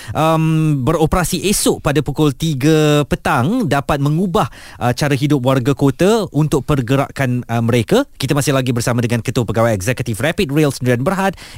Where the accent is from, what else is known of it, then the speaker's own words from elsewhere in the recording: Klang, Selangor, Malaysia; Saya membesar di sana, di Kelang.